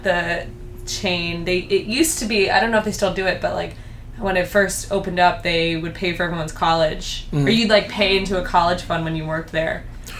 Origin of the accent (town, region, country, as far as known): United States